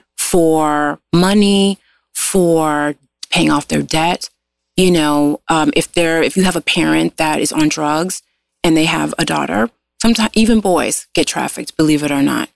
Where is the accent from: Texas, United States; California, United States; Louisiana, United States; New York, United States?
California, United States; Los Angeles; I am a LA native